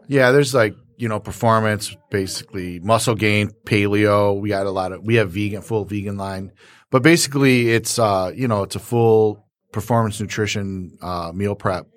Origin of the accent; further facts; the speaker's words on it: West Side, Michigan, United States; now in Plymouth, United States; we're kinda West Side kids